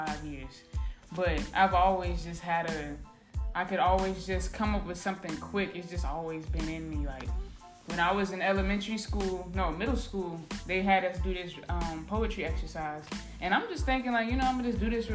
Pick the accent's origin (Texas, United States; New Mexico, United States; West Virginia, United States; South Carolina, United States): South Carolina, United States; Charleston; from that 843 Charleston representing